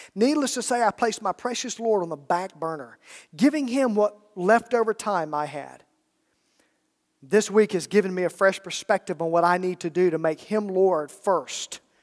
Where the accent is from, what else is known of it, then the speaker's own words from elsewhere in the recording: Alabama, United States; I'm from Alabama